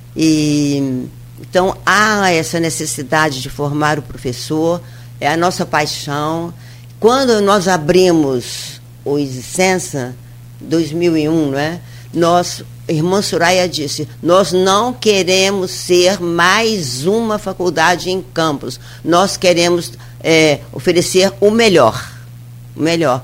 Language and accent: Portuguese; Mariana, Minas Gerais, Brazil; now in Campos dos Goytacazes, Brazil; Eu sou de Minas, sou de mais município de Mariana